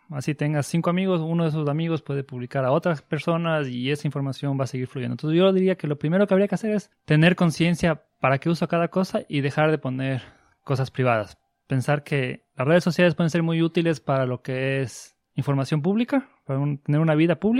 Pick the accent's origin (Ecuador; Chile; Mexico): Ecuador; now in Buenos Aires, Argentina; soy de Ecuador, estoy aquí en Buenos Aires estudiando una maestría en seguridad informática.